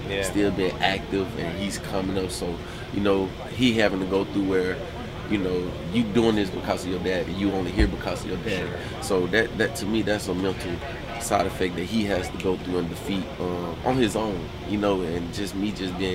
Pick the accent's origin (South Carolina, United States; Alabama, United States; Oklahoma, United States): Alabama, United States; moved away as an adult; also born or lived in Cincinnati; I'm from Alabama